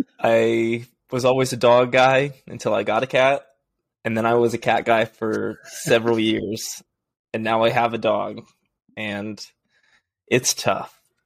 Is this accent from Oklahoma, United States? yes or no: yes; Oklahoma, United States; born there; also born or lived in Arizona / Texas / Missouri / California; now in Washington, D.C., United States; I am 27. I was born in Oklahoma and I moved to Arizona. I've lived in Texas for a summer, Missouri, California, Boise, obviously. And I currently live in Washington, D.C.